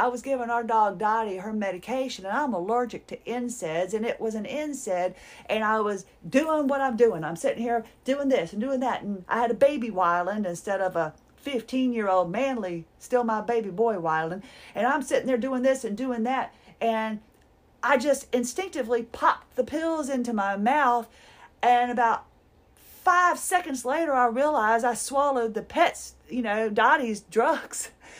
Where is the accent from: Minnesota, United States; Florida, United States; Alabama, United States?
Minnesota, United States; I'm from Minnesota. Is it Minnesota? Is the Show Me State?